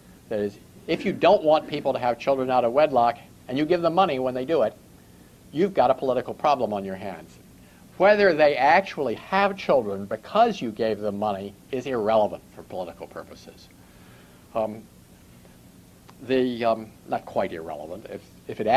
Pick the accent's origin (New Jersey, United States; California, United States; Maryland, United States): Maryland, United States; Baltimore; going back to the late 1940s, when I was growing up in Baltimore.